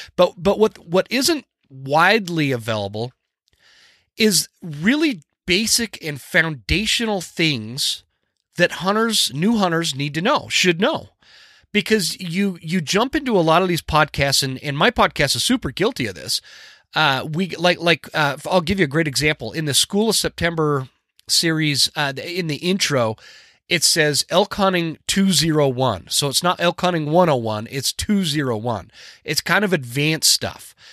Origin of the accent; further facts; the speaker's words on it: the West, United States; I grew up in the West, where we hunted